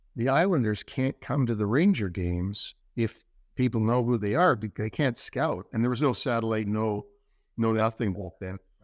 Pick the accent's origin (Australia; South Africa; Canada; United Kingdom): Canada; Toronto, Ontario; moved away; Don Mills in, in Toronto